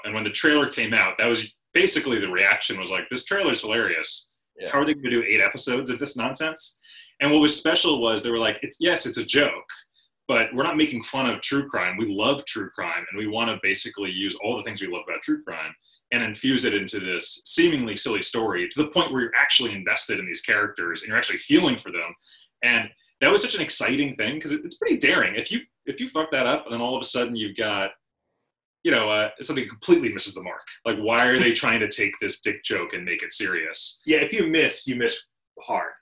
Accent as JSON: {"language": "English", "region": "Rhode Island", "country": "United States", "said": "We're from Rhode Island originally"}